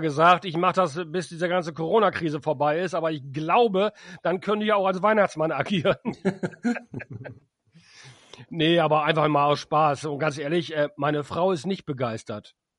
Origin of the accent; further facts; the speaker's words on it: Emden, Lower Saxony, Germany; in meiner Heimatstadt in Emden